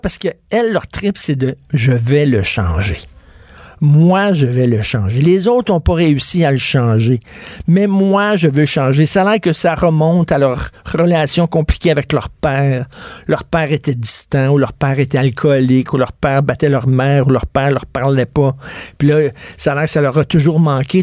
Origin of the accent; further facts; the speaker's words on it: Quebec, Canada; Les Québécois, nous autres